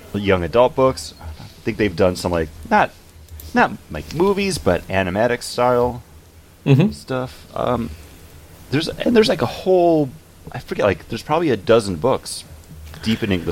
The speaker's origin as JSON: {"language": "English", "town": "Buffalo", "region": "New York", "country": "United States", "said": "I'm from Buffalo"}